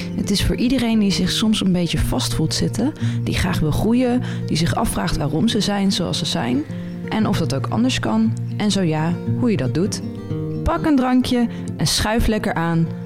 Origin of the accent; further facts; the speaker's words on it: Utrecht, Netherlands; moved away as an adult; now in England, United Kingdom; Ik kom eigenlijk uit Utrecht, maar ik woon op dit moment in Engeland